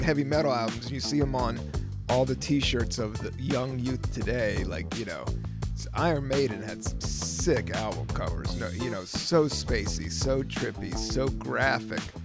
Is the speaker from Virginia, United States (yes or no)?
yes; Virginia, United States; also born or lived in Washington, D.C.; I grew up in Virginia during the 80s. I was born in DC